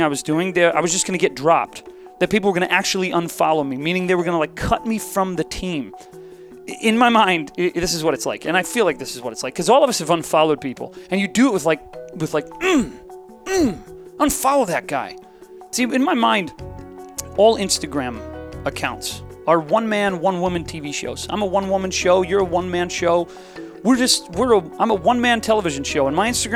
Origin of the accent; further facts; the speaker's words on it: Ohio, United States; I am from Ohio